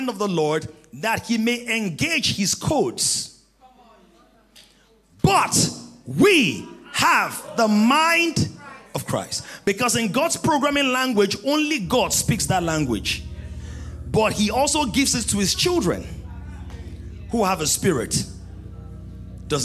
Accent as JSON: {"language": "English", "region": "Ekiti", "country": "Nigeria", "said": "I'm from Ekiti"}